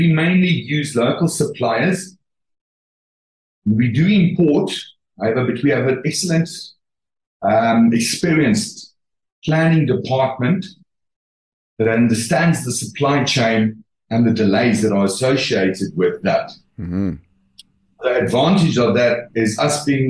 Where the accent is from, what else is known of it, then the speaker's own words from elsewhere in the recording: South Africa; we are proudly South African